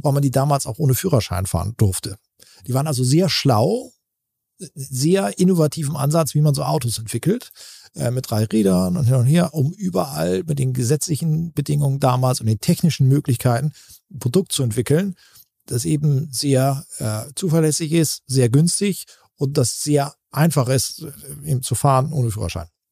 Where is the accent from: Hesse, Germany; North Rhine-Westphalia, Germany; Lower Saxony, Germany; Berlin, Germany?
Lower Saxony, Germany; Buxtehude; in Buxtehude angesiedelt und sind wirklich auf dem Betriebsgelände hatten wir ein Haus und da haben wir gewohnt und da bin ich äh, groß geworden.